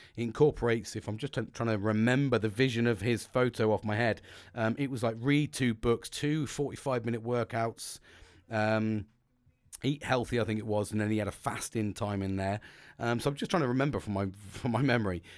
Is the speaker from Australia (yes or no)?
no; United Kingdom; I'm British